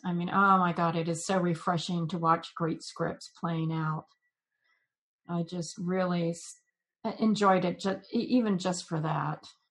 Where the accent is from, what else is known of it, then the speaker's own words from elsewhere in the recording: Jacksonville, Florida, United States; I grew up in Jacksonville